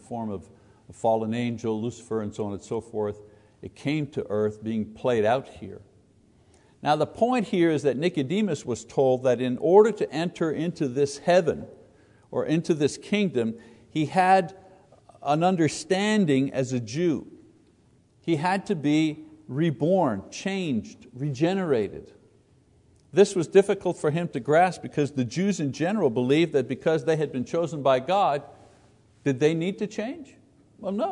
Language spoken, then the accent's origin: English; Quebec, Canada; I was born in Quebec, born as a Catholic, served as an altar boy, went to seminary, taught Catholic school